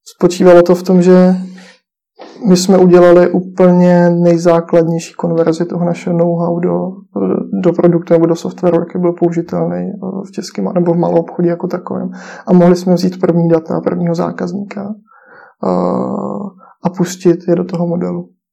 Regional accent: Czechia; jsme v tom jako Češi

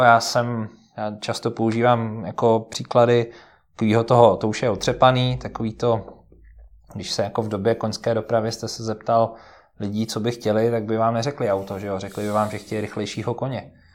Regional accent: Moravia, Czechia; moved away as an adult; also born or lived in United Kingdom; now in Czech Republic; já jsem vlastně jako z Moravy původem

